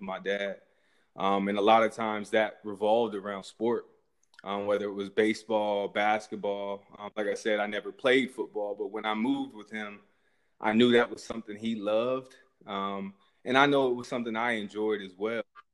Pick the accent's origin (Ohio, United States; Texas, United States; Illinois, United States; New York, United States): Ohio, United States; Columbus; also born or lived in Germany / Pickerington, Ohio; growing up in Columbus, watching the Buckeyes as a kid